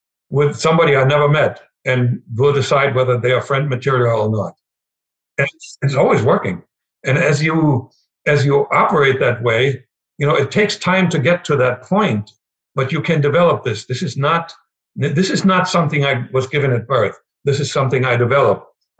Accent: Germany; English is a second language; moved away as an adult; now in United States; being a German

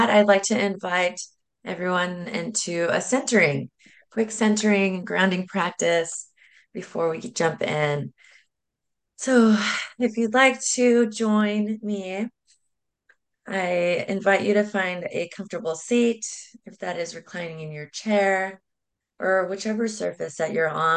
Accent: San Diego, California, United States; I am originally from San Diego

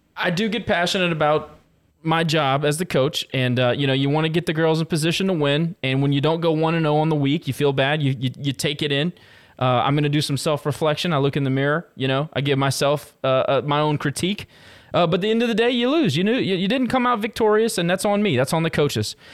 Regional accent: Lafayette, Louisiana, United States; moved away; also born or lived in Fort Collins, Colorado; I moved away from Lafayette

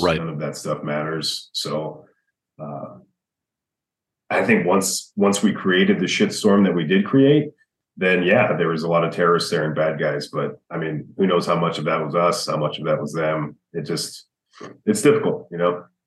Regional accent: United States; growing up in America

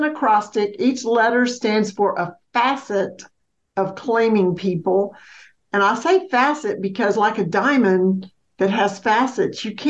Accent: Mississippi, United States; moved away as an adult; also born or lived in Alabama / Georgia / Florida; now in North Carolina, United States; I was born and raised in Mississippi, lived in Alabama, two places in Georgia, and two places in Florida

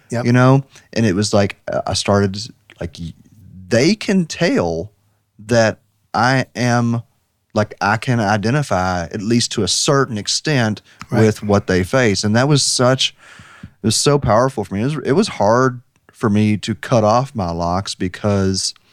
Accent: United States; I grew up in Washington County very rural High Street is where all the black people lived.

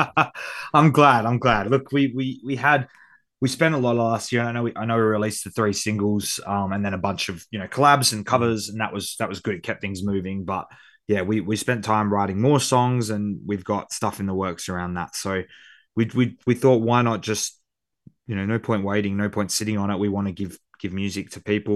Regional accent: Perth, Western Australia, Australia; accent: Australian; my hometown because I feel like Perth gets overlooked

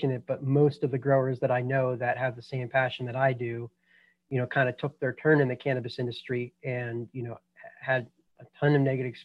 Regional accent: Boulder, Colorado, United States; I was born and raised in Boulder, Colorado

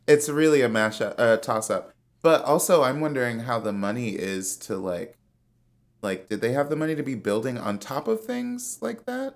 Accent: Chicago, Illinois, United States; moved away; also born or lived in Washington, D.C.; I'm from Chicago where everything is flat

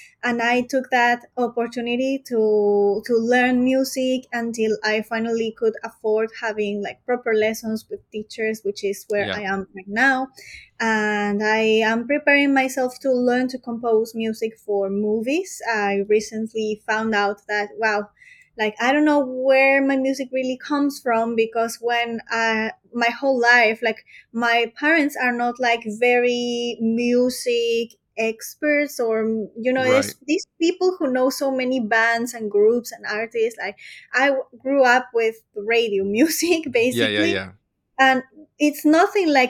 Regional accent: Peru; moved away as an adult; now in Europe; So I was born in Peru. So I'm from South America.

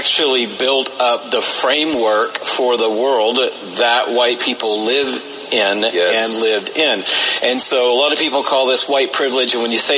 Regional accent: Atlanta, Georgia, United States; that allowed me to grow up in Atlanta.

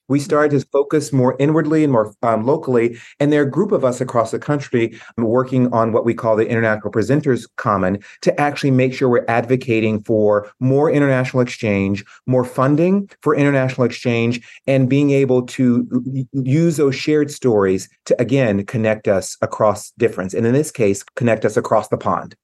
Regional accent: Tennessee, United States; moved away as an adult; now in Boston, United States; growing up in Tennessee in the seventies and eighties

